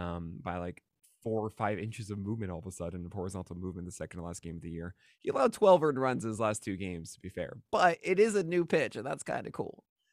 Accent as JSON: {"language": "English", "town": "Brooklyn", "region": "New York", "country": "United States", "tie": "born or raised there", "said": "It was like a block or two away from where I grew up in Park Slope."}